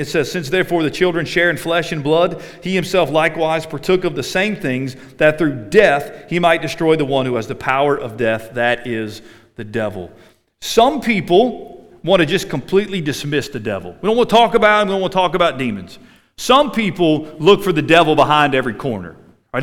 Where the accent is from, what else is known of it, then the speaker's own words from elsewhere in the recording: United States; I grew up in America